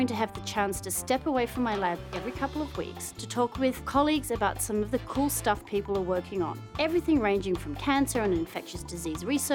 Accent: Geelong, Victoria, Australia; moved away as an adult; also born or lived in Leiden, Netherlands; I was born and raised in Geelong, Australia. Yep, that's the accent you hear.

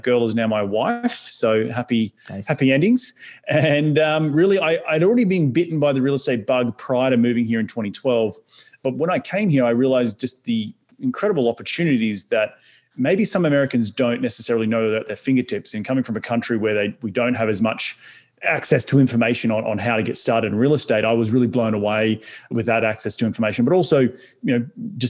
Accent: Australia; moved away as an adult; now in New York City, United States; an Aussie can move halfway across the world

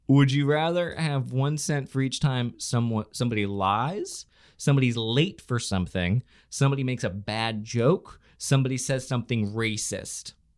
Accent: Florida, United States; moved away; my home state

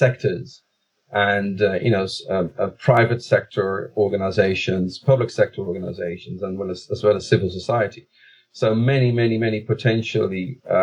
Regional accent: The Hague, South Holland, Netherlands; the city of The Hague, which is coincidentally my hometown, where I was born and raised.

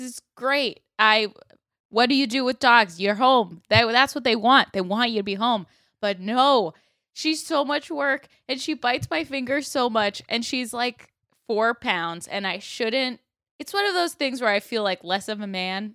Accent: Sarasota, Florida, United States; moved away as an adult; now in Los Angeles, United States; Sarasota, my hometown

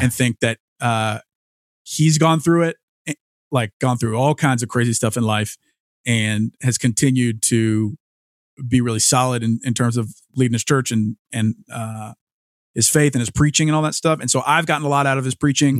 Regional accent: Louisiana, United States; growing up in Louisiana

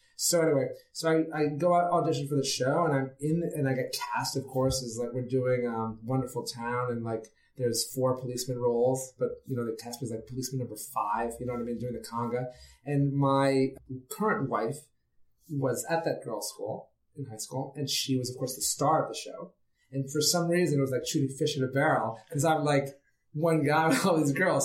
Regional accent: New York City, New York, United States; I grew up in New York City, and my father loved theater

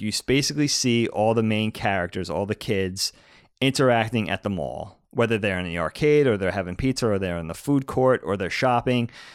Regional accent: East Coast, United States; we grew up on the East Coast.

